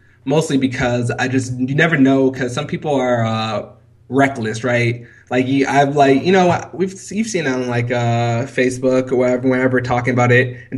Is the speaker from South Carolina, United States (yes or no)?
yes; 2 hours from Charleston, South Carolina, United States; 2 hours from my hometown.